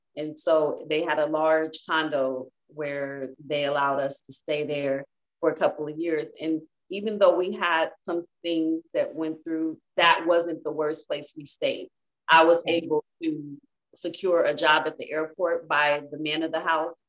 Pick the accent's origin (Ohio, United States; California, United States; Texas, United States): California, United States; Inglewood; moved away as an adult; now in Las Vegas, United States; I am from Inglewood, California.